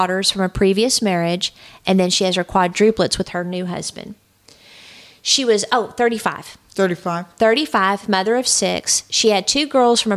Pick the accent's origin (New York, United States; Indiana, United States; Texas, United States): Texas, United States; moved away; I'm originally from Texas